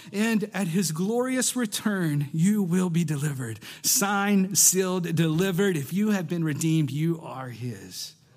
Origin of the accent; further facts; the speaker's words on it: Alabama, United States; I grew up in Alabama.